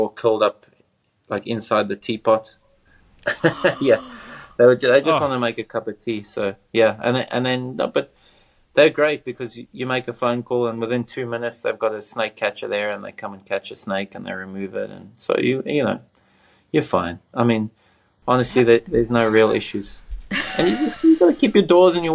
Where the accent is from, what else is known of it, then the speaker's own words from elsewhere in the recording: South Africa; growing up in Africa